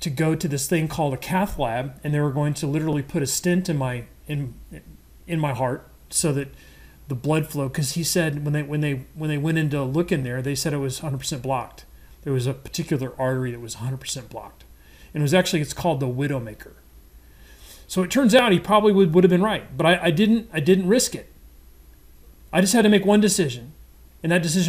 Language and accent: English; Midwest, United States; I'm a Midwesterner, grew up on red meat and potatoes